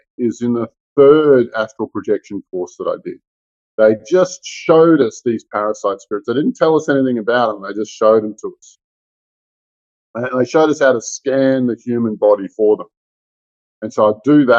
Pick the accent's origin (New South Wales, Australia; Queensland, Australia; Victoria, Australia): Victoria, Australia; Melbourne; I grew up in Melbourne, Australia